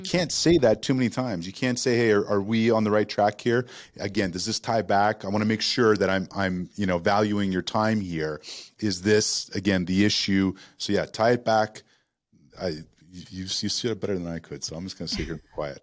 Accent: Toronto, Ontario, Canada; moved away as an adult; now in United States; I grew up in Toronto

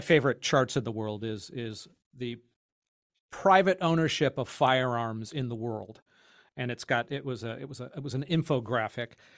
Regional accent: California, United States; As a Californian

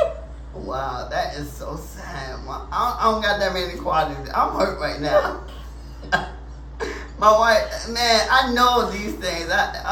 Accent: Jersey City, New Jersey, United States; This is my hometown

